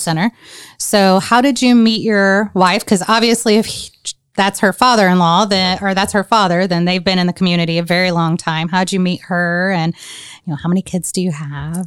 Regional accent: Indiana, United States; I was from Indiana

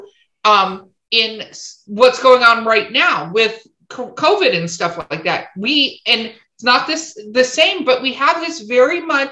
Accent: Los Angeles, California, United States; I grew up in Hollywood, California

